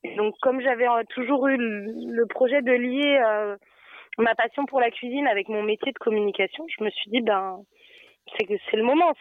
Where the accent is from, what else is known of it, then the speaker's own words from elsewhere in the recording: Nantes, Pays de la Loire, France; also born or lived in Dubai; je suis de Nantes